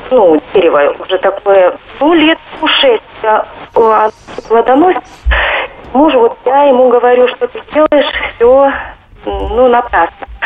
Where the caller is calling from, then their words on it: Moscow, Russia; Я из Москвы хотела задать Андрею Туманову вопрос.